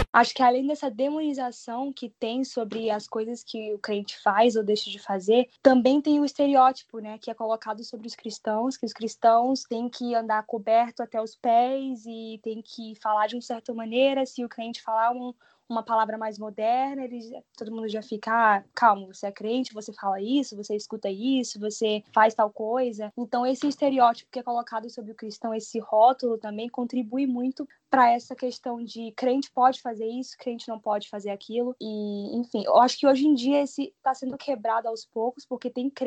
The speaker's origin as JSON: {"language": "Portuguese", "region": "Maranhão", "country": "Brazil", "tie": "born or raised there", "moved": "yes", "lives_now": "Orlando, United States", "said": "tenho 19 anos, moro em Orlando, na Flórida, mas sou naturalmente do Maranhão."}